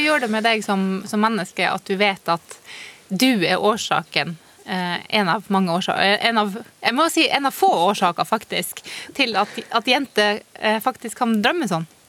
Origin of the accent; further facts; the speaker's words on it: Burfjord, Troms og Finnmark, Norway; 13 år gammel i Burfjord, en lite eh, bygdesamfunn helt nord der jeg vokste opp